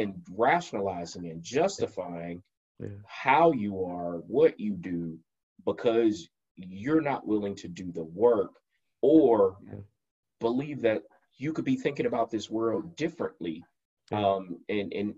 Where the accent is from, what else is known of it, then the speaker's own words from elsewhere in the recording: United States; as African American men in America